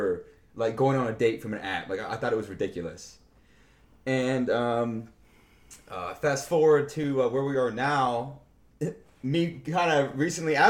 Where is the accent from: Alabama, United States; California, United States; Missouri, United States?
Missouri, United States; I hail from Missouri